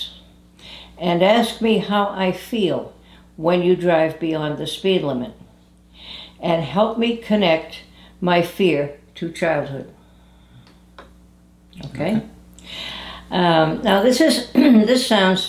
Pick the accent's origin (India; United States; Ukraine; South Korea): United States; New England; moved away; I'm from New England originally